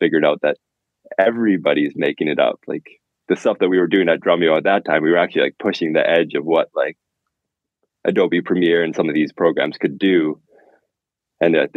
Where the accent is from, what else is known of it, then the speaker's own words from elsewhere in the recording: Canada; I'm from Canada